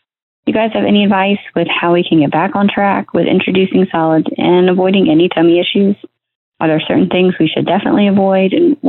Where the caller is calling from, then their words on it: Reston, Virginia, United States; Hey there, this is … and I'm from Reston, Virginia.